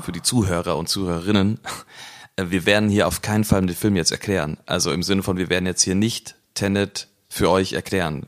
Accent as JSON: {"language": "German", "town": "Cologne", "region": "North Rhine-Westphalia", "country": "Germany", "said": "wir als, äh, Kölner"}